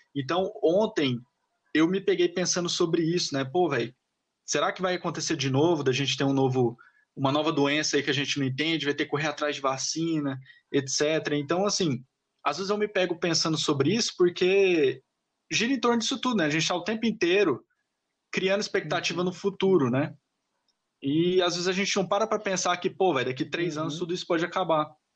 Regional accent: Goiânia, Goiás, Brazil; eu sou de Goiânia

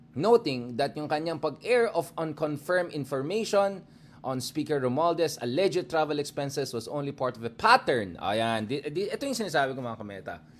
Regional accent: Baguio, Cordillera Administrative Region, Philippines; Diyan sa amin sa Baguio

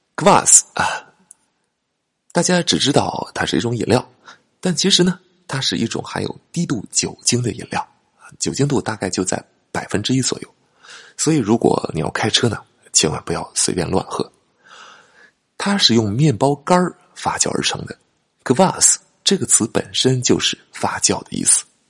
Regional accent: China; 我们中国人

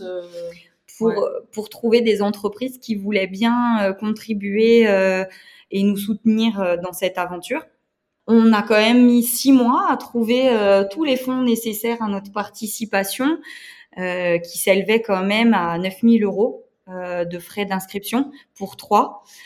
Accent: Moselle, eastern France, Grand Est, France; je viens de l'Est de la France, en Moselle.

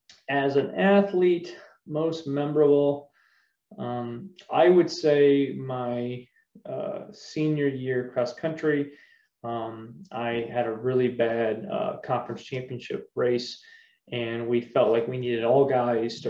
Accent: LaGrange County, Indiana, United States; also born or lived in Wauseon, Ohio / Michigan; I was born in Wauseon, Ohio. I was raised in LaGrange County, Indiana

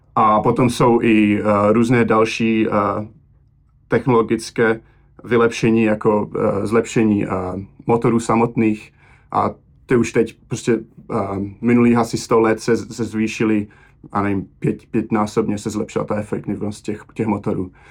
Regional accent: Czechia; also born or lived in Slovakia; now in Boston, United States; jsem vyrůstal v Česku

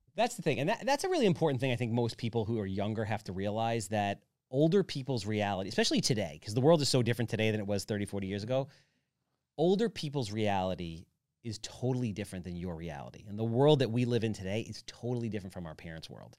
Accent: Wantagh, New York, United States; I grew up in Wantaw.

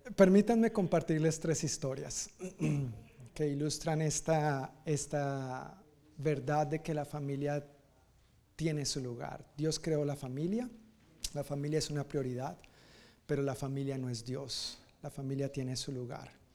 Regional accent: Colombia; moved away as an adult; also born or lived in Dominican Republic; yo salí de Colombia para la República Dominicana

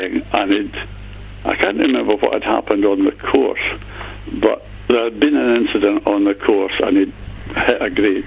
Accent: Dumfries, Scotland, United Kingdom; moved away as an adult; now in Brora, United Kingdom; I was brought up on James Braid golf courses down in the southwest of Scotland

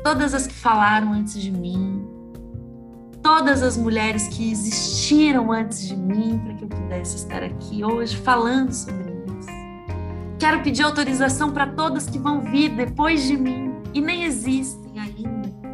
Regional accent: Curitiba, Paraná, Brazil; now in Ribeirão Preto, Brazil; Sou de Curitiba, mas estou em Ribeirão Preto

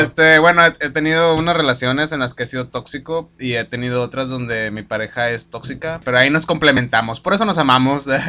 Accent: Villa Juárez, Mexico; nosotros somos de Juárez

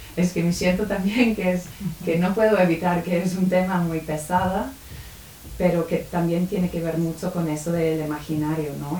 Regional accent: United Kingdom; Spanish is a second language; moved away; soy de Reino Unido

